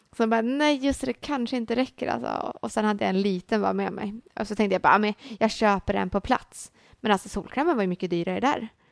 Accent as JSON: {"language": "Swedish", "country": "Sweden", "said": "vi i Sverige"}